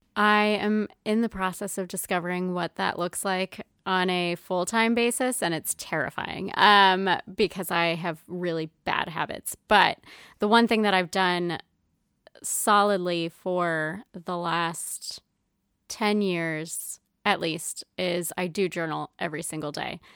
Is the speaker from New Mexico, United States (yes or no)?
yes; Roswell, New Mexico, United States; moved away as an adult; also born or lived in Las Cruces, New Mexico / New Hampshire; now in Providence, United States; growing up in Roswell, like, there's no P F Chang's